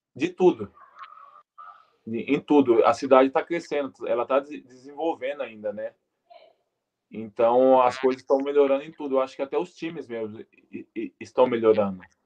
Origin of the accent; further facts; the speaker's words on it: Brazil; moved away as an adult; eu que sou brasileiro